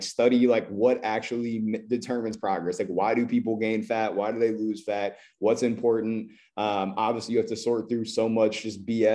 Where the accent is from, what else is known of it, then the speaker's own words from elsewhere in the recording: Columbus, Ohio, United States; I am from Columbus, Ohio. I grew up playing basketball.